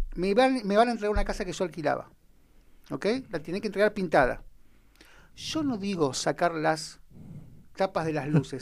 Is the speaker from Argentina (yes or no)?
yes; Argentina; como argentinos